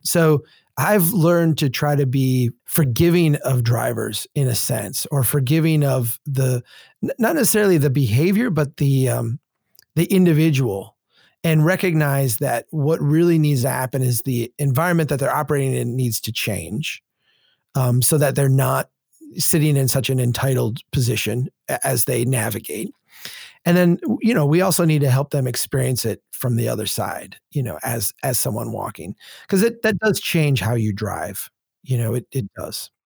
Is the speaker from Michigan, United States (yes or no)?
no; Minnesota, United States; I'm from Minnesota